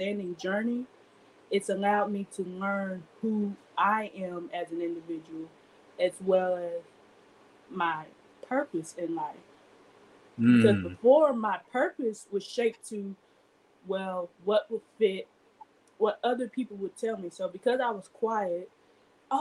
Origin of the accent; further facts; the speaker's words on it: Clarendon, Arkansas, United States; also born or lived in Little Rock, Arkansas; I am from Clarendon, Arkansas